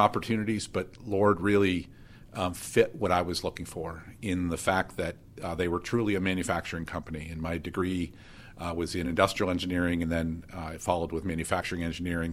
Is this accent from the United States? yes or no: yes; Erie, Pennsylvania, United States; I was born and raised in Erie